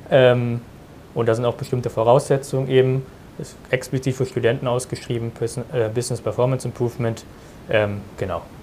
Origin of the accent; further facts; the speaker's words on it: Germany; ich bin 19 Jahre alt und komme aus der Nähe von Berlin, wo ich auch mhm. jetzt diesen Sommer mein Abitur abschließen werde